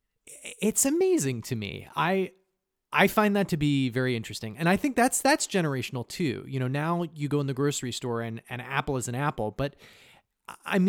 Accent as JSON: {"language": "English", "town": "Casper", "region": "Wyoming", "country": "United States", "moved": "yes", "lives_now": "New York, United States", "said": "I'm from Casper"}